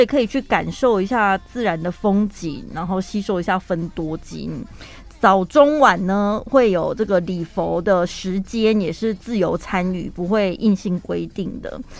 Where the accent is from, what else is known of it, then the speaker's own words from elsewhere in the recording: Taiwan; 我们台湾人也是讲华语的嘛